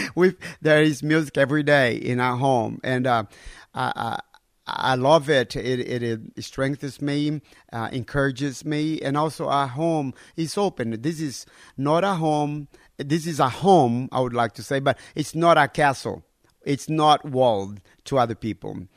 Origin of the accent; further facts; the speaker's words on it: North Brazil, Brazil; moved away as an adult; also born or lived in Alabama, United States / Pennsylvania, United States / Texas, United States; now in Lithuania; I was born and raised in North, North Brazil